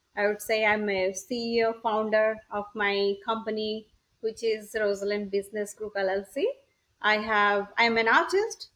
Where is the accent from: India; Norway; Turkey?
India; Odisha; moved away as an adult; also born or lived in California / Wisconsin / Boston; now in United States; I'm originally from India, it's a it's a village called um, in uh, the state of Odisha.